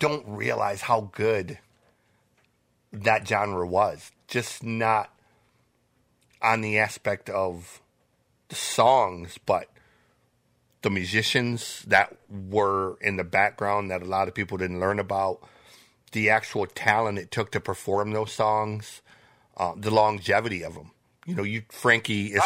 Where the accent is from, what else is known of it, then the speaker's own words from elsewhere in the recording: Michigan, United States; being from Michigan